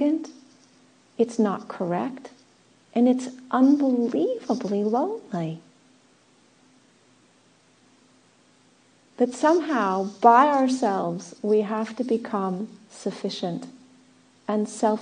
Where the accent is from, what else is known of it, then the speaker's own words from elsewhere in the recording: Southern California, United States; moved away; also born or lived in England / Australia; I was born in Southern California. I was born in a desert climate.